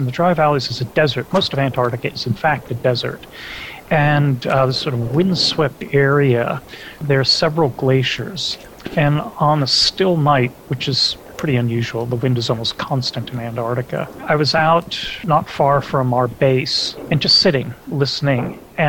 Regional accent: Algeria; So growing up in Algeria as a little kid, where those neural networks of language are forming, speaking English at home, but my parents also spoke French to help me with my homework

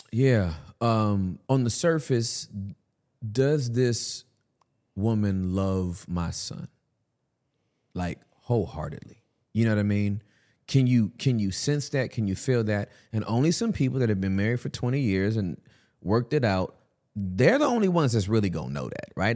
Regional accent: California, United States; I'm from Cali

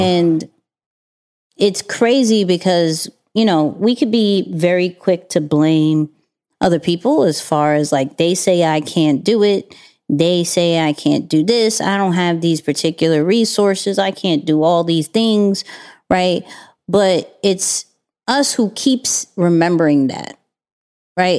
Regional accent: New York, United States; being a New Yorker

